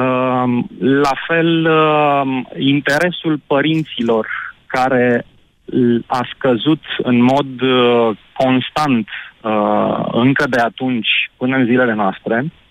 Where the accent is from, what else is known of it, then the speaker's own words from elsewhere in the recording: Argeș, Romania; am 40 de ani, sunt din Ioven Argeș.